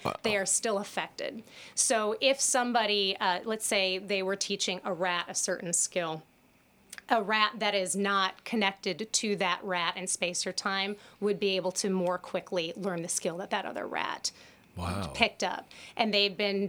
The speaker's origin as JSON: {"language": "English", "country": "United States", "said": "as American, I'm speaking from my American experience"}